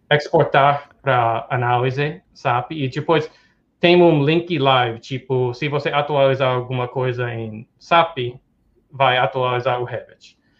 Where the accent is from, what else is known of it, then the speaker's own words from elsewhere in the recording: New York, United States; Portuguese is a second language; moved away as an adult; also born or lived in Tokyo, Japan / Dubai / Hong Kong / Brazil; sou americano uh, de, de, Nova York, sou, sou em, tô em Nova York agora, uh, sou daqui